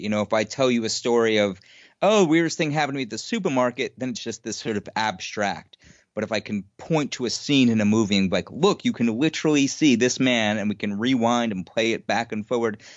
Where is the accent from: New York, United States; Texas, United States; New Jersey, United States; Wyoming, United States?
New York, United States; New York City; I grew up in Queens, New York